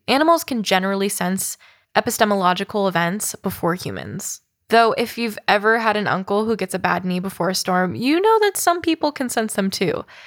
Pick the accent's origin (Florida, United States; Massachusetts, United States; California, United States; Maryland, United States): California, United States; Oakland; I am from Oakland, California